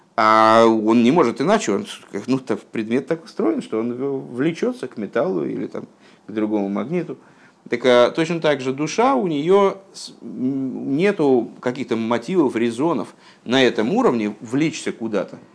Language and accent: Russian; Russia; я, м, там, плохо говорю на, на иврите, скажем, потому что я, ну, родился в России